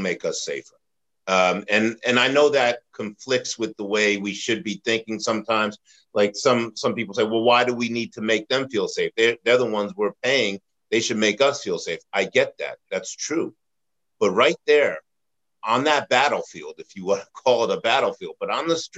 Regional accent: Yonkers, New York, United States; when I was growing up in Yonkers, New York

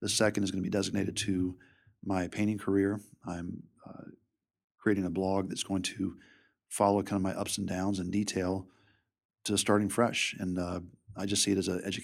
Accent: Richmond, Virginia, United States; Richmond's my hometown

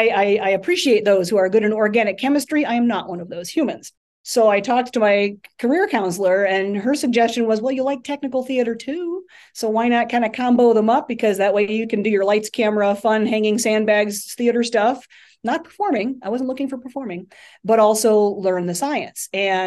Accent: Roaming Shores, Ohio, United States; I grew up out in Northeastern Ohio, and it was a tiny little community called Roaming Shores

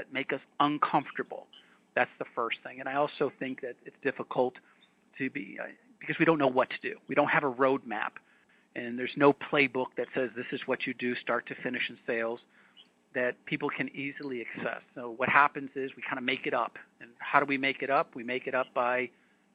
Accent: New England, United States; I grew up in New England

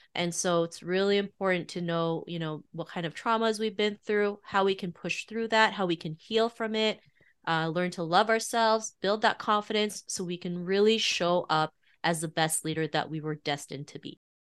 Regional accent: Toronto, Ontario, Canada; growing up in Toronto in the early nineties

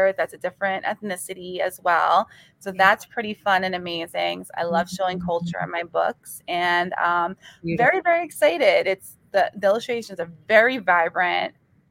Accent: North Brunswick, New Jersey, United States; North Brunswick, my hometown

